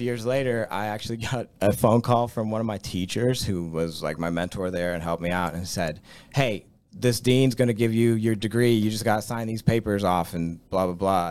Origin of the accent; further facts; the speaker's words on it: Latrobe, Pennsylvania, United States; I grew up in Latrobe. Like, I lived here my whole